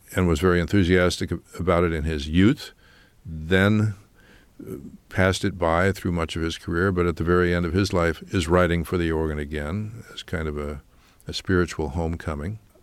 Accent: Kingston, Pennsylvania, United States; moved away; my hometown in Kingston, Pennsylvania

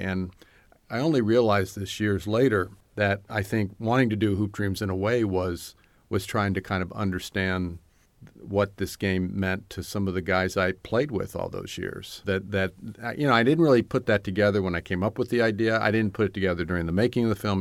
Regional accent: Hampton, Virginia, United States; moved away; when I grew up in Hampton, Virginia, I, I mostly just wanted to leave

